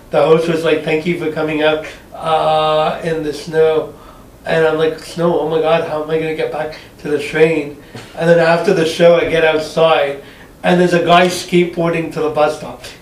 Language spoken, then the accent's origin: English; Montreal, Quebec, Canada; now in Ottawa, Canada; Uh, no, so I, I came from Montreal.